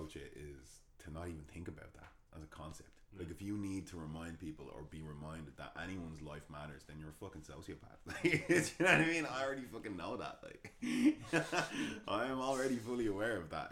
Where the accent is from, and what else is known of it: Ireland; also born or lived in England